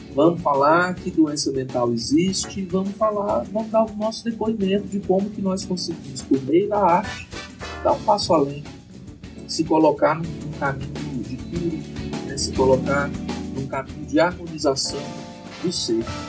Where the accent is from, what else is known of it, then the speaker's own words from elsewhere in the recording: Iporá, Goiás, Brazil; nós estamos aqui iporaenses raiz